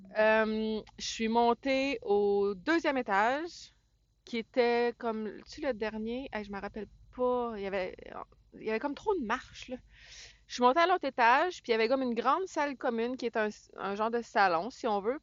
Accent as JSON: {"language": "French", "town": "Saint-Jérôme", "region": "Quebec", "country": "Canada", "said": "je viens de Saint-Jérôme"}